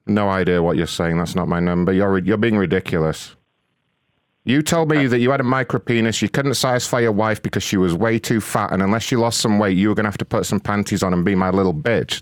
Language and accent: English; United Kingdom; being British